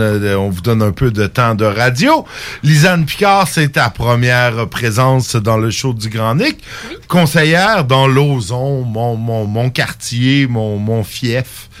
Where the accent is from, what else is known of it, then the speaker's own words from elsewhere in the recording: Saint-Jérôme, Quebec, Canada; also born or lived in Rimouski; now in Lévis, Canada; Je viens pas d'ici, mais ça faites 12 ans. Saint-Jérôme, euh, dans les Laurentides, mais en fait. Euh, je suis parti de Saint-Jérôme pour aller d'abord à Rimouski